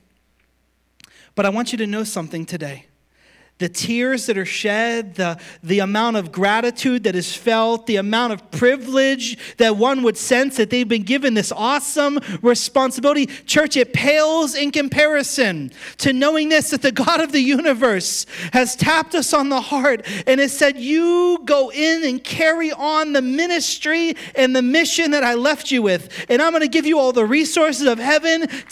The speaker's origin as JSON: {"language": "English", "town": "Pittsburgh", "region": "Pennsylvania", "country": "United States", "tie": "born or raised there", "moved": "yes", "said": "I'm from Pittsburgh originally"}